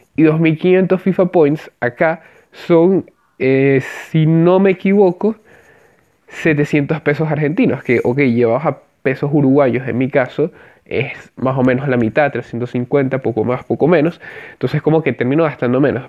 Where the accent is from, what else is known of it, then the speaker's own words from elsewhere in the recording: Venezuela; soy venezolano